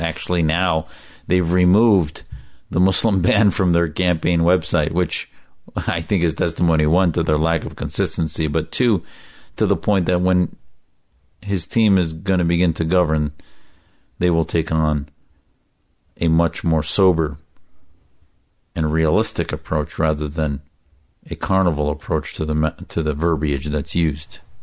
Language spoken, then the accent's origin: English; United States; as an American